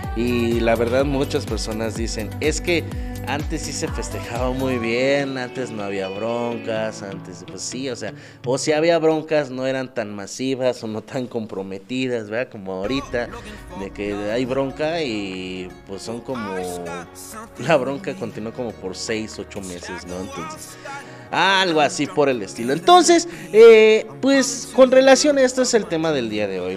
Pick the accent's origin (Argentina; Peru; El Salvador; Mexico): Mexico; a nosotros como mexicanos